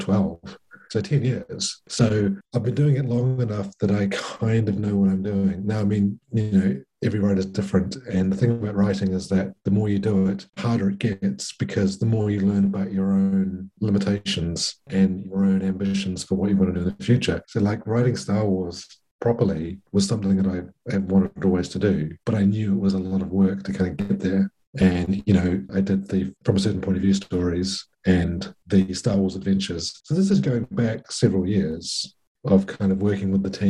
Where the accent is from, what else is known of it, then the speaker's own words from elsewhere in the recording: New Zealand; I'm from New Zealand